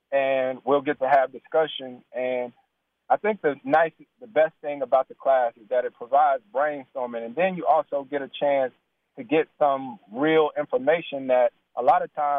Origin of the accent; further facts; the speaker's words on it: Winston-Salem, North Carolina, United States; I bring 4 to 5 kids from all of the NBA cities that I played in, including my hometown of Winston-Salem.